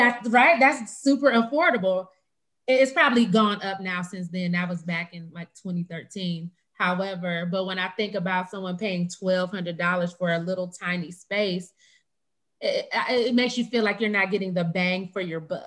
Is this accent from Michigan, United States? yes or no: yes; Michigan, United States; moved away as an adult; now in Dallas, United States; because I come from Michigan, right? So even moving to Dallas was shocking to me, because before I moved here, I lived in a 2-bedroom apartment in a really nice area.